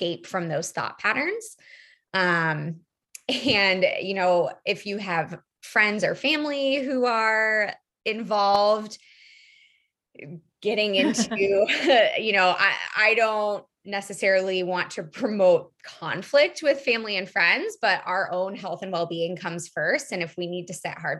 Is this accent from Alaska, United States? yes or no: no; Iowa, United States; when I was growing up in Iowa, we didn't really learn anything besides the food pyramid